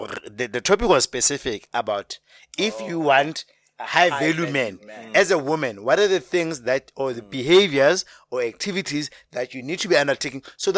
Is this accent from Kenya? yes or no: no; Soweto, Gauteng, South Africa; I grew up in Soweto all my life.